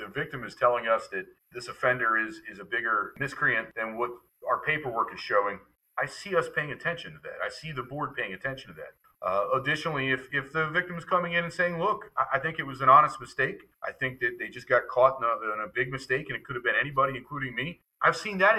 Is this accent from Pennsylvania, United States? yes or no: yes; York, Pennsylvania, United States; in my hometown in York